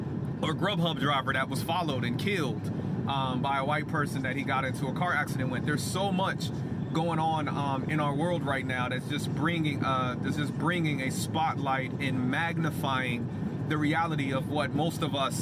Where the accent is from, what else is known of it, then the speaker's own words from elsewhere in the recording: United States; You don't have the right to tell me I have to wear a mask because I'm American and it's my right.